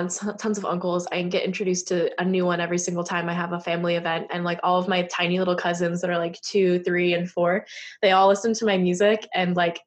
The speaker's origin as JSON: {"language": "English", "area": "Bay Area", "region": "California", "country": "United States", "tie": "born or raised there", "said": "I grew up in the Bay Area where a lot of people were like me"}